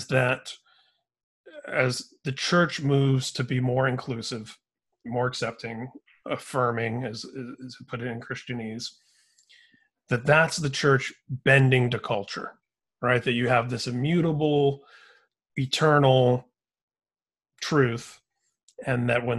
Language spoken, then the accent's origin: English; Indiana, United States; I grew up in Indiana